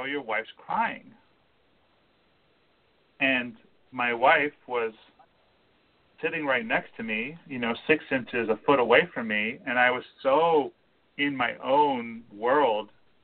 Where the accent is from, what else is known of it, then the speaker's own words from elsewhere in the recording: California, United States; We're all from California, which is its own little microcosm.